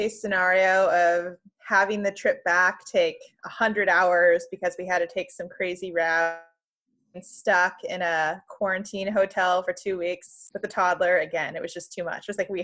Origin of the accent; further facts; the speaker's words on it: Central Valley, California, United States; moved away as an adult; I'm from California. I grew up in the Central Valley